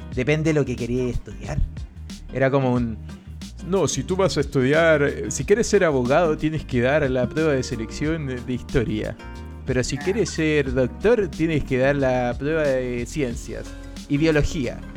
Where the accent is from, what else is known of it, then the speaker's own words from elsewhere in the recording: Curicó, Maule, Chile; moved away as an adult; now in Santiago, Chile; yo soy de Curicó